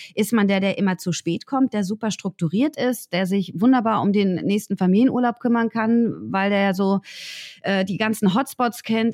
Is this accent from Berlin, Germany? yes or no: yes; Berlin, Germany; Ich komme aus Berlin.